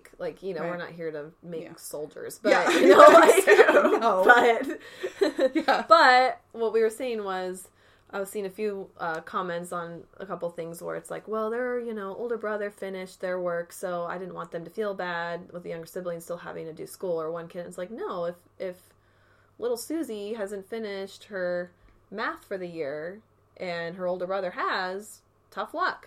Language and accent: English; Arizona, United States; moved away; back to my hometown in Arizona